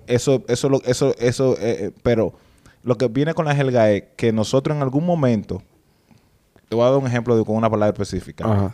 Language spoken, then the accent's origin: Spanish; Dominican Republic; nosotros como dominicanos